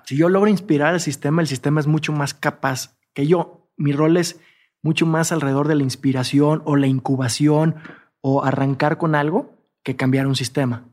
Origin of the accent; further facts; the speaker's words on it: Jalisco, Mexico; soy de Jalisco, en todo caso sería tequilero.